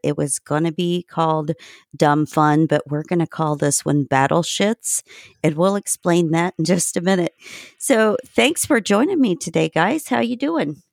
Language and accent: English; Indiana, United States; I grew up in Indiana